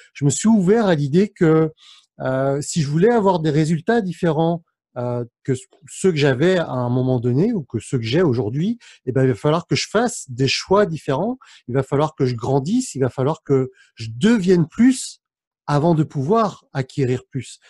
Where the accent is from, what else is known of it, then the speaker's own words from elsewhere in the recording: France; mes parents sont cambodgiens, je suis né en France, mais mes parents sont d'origine cambodgienne